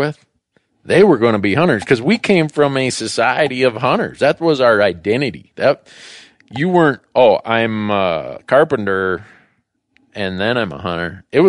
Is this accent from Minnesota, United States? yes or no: yes; Minnesota, United States; where I grew up in Minnesota, where everybody hunted and fished.